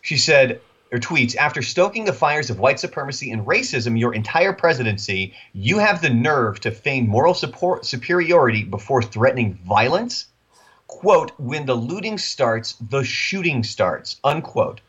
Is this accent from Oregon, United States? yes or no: yes; Oregon, United States; now in Texas, United States; I grew up in Oregon.